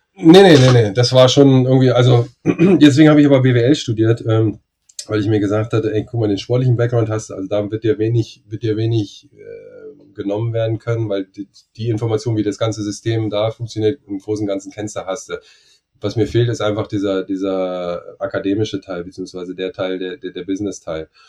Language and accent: German; Germany; ich als Deutscher